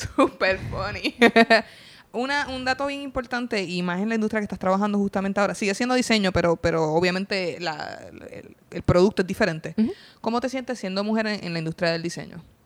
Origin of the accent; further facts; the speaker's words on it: Puerto Rico; yo, bien jíbara, yo empiezo a reírme y yo, ajá, de Puerto Rico